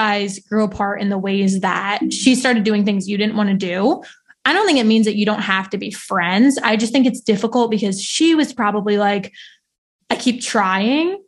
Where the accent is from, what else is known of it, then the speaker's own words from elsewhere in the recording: New Jersey, United States; moved away as an adult; now in Philadelphia, United States; So I grew up in South Jersey